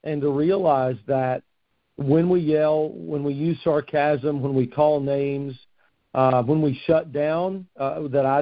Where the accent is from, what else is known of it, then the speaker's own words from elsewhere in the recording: Fort Knox, Kentucky, United States; moved away as an adult; now in Morehead City, United States; I grew up around Fort Knox.